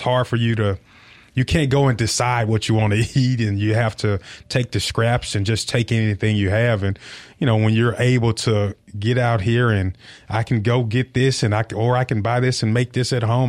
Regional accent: Tennessee, United States; moved away; also born or lived in Mississippi; I feel like I'm from Mississippi rather than Tennessee.

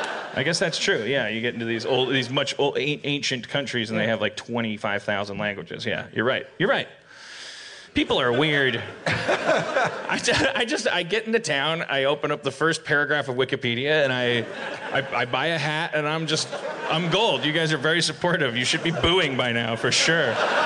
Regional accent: Midwest, United States; I'm from the Midwestern United States. Everybody always has to have a community. Like when you're from Milwaukee, you have to pick on Cudahy.

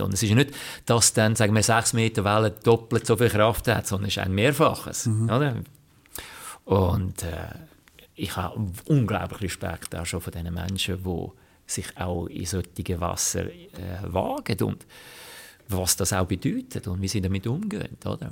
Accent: Switzerland; ich als Schweizer

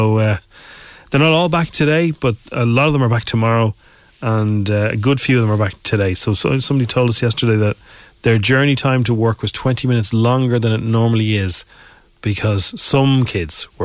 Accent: Ireland; I'm Irish

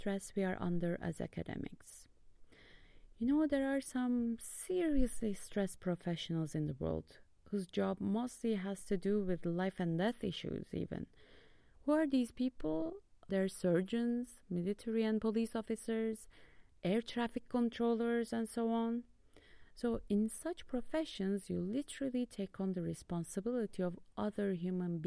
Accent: Istanbul, Turkey; now in Leuven, Belgium; I'm from Istanbul, Turkey

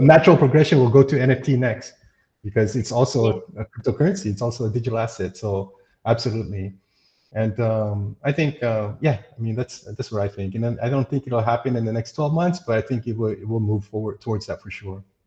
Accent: United States; moved away as an adult; I'm an American

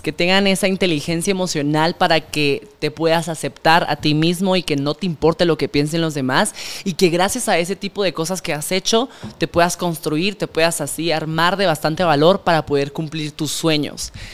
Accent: Guatemala; como guatemaltecos

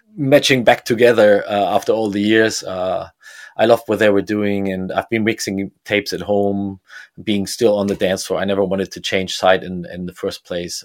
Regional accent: Bremen, Germany; I grew up in Bremen

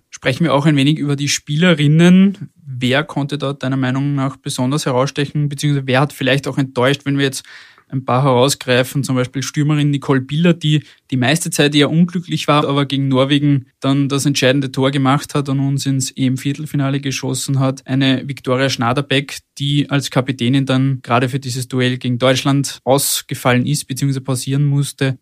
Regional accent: Austria; bei uns in Österreich

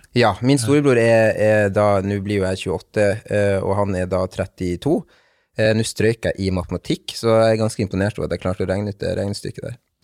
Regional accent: Bodø, Nordland, Norway; also born or lived in Cali, Colombia; jeg er adoptert fra Colombia, fra en, eh, en, by som heter Cali. Um, og kom da til Bodø i mars 1995. Var rundt 22 måneder gammel

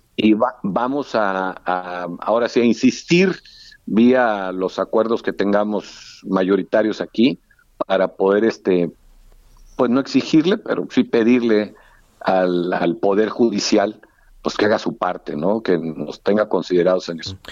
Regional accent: Reynosa, Tamaulipas, Mexico; paisano mío, somos de Reynosa

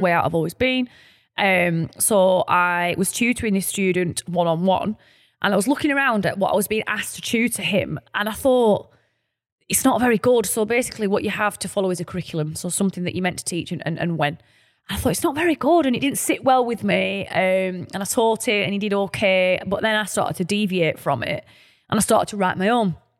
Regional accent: Burnley, North West England, United Kingdom; we're from Burnley, our lovely, humble, working-class town

